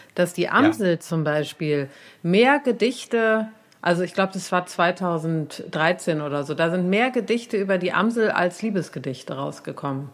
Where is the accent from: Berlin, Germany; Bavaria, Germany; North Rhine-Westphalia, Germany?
North Rhine-Westphalia, Germany; Cologne; in Braunsfeld, da wo ich herkomme